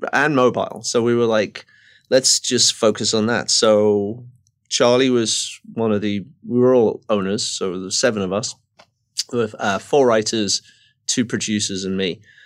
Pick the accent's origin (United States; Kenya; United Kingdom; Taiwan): United Kingdom; England; moved away; growing up in Margaret Thatcher's kind of England